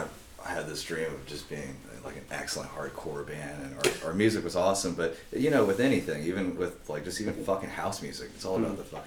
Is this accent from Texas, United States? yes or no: yes; Houston, Texas, United States; moved away; I'm from Houston, Texas.